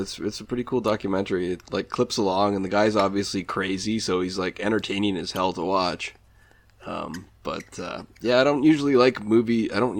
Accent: United States; now in Canada; I grew up down in the States

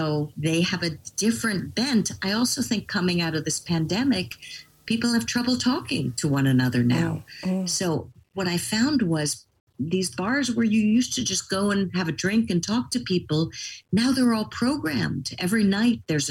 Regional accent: New York City, New York, United States; I'm a very proud New Yorker. I love my hometown.

